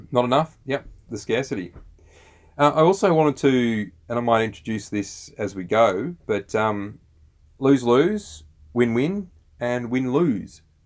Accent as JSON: {"language": "English", "country": "Australia"}